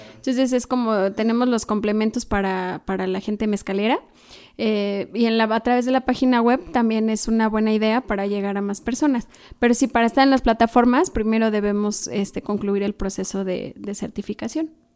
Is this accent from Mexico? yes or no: yes; Malinalco, State of Mexico, Mexico; moved away; allá en mi pueblo, que es Malinalco, Chalma